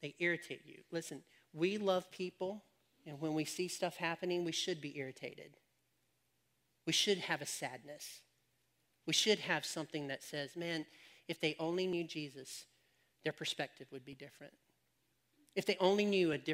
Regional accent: United States; we as Americans are all a mixed race

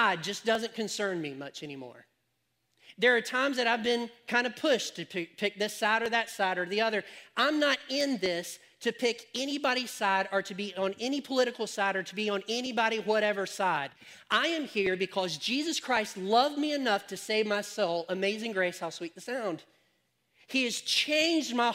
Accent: United States; we as Americans are all a mixed race

